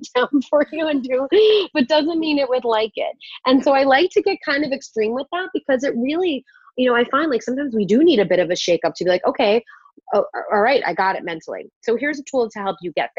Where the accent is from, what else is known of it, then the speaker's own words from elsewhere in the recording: New York, United States; I'm also a New Yorker at heart